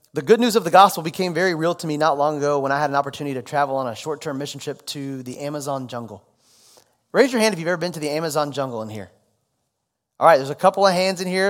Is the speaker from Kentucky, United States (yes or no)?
yes; Louisville, Kentucky, United States; also born or lived in Dallas, Texas; made it back to my hometown, Louisville